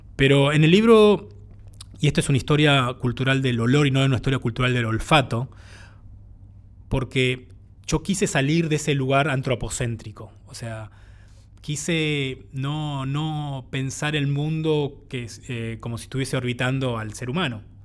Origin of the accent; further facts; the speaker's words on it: Buenos Aires, Argentina; originalmente soy del barrio de Boedo, en Buenos Aires